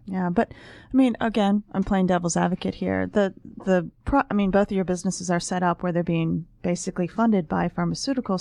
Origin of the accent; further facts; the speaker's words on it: Ohio, United States; I'm a medical reporter and I'm from Ohio